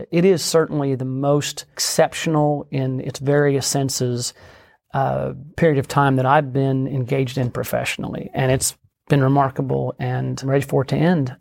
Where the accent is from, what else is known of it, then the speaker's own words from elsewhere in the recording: Oklahoma, United States; also born or lived in Washington, D.C.; I was born and raised in Oklahoma.